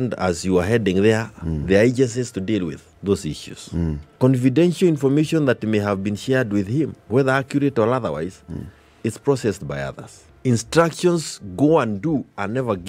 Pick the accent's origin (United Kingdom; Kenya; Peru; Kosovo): Kenya; we as Kenyans